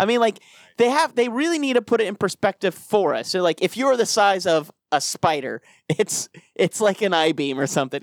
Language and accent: English; Colorado, United States; I grew up in Colorado